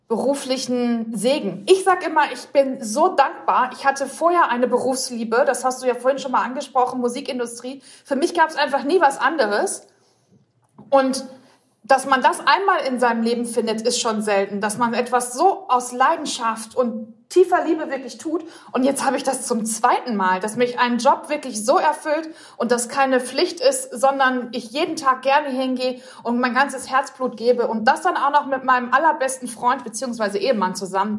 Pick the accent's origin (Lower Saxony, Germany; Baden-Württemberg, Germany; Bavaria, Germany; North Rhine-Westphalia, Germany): North Rhine-Westphalia, Germany; Bochum; now in Hamburg, Germany; dass ich ähm, aus dem Ruhrgebiet komme und äh, als Bochumer Mädchen ähm, aufgewachsen